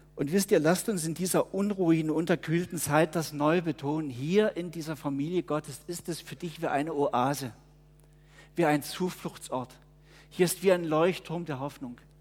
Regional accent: Germany; born or raised there; now in Murten, Switzerland

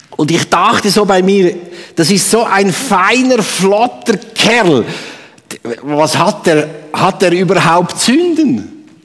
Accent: Obwalden, Switzerland; moved away; im Kanton Obwalden, wo ich herkomme

